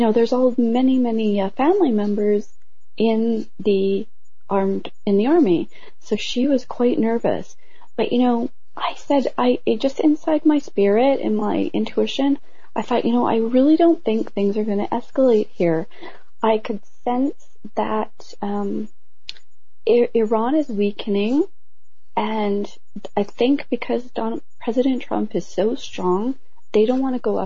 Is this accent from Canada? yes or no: yes; Canada; I'm Canadian